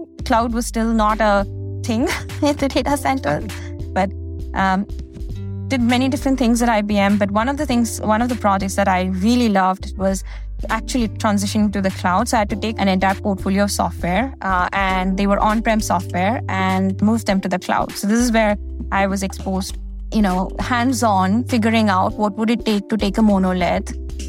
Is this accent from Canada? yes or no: no; India; moved away as an adult; now in United States; I grew up in India and I did my undergrad in India.